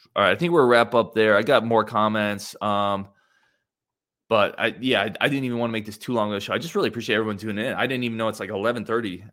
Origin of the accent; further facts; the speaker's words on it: Cumberland, Wisconsin, United States; I grew up in Cumberland, Wisconsin, which is the island city